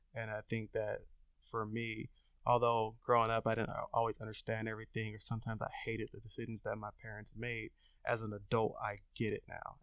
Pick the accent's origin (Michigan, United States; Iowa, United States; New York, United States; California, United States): California, United States; Long Beach; I grew up in Long Beach